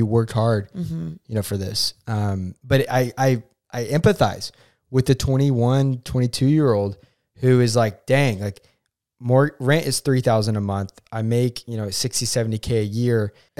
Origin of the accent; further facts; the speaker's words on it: Oklahoma, United States; I'm from Oklahoma. But people hate on our state.